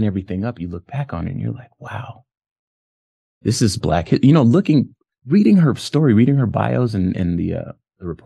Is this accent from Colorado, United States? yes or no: no; California, United States; I grew up in California.